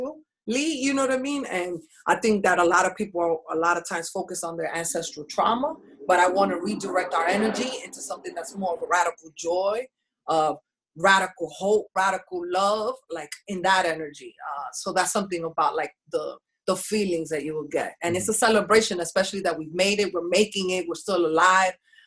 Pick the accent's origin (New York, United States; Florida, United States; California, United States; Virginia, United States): New York, United States; New York City; also born or lived in Washington Heights, Manhattan; I grew up on the Bronx side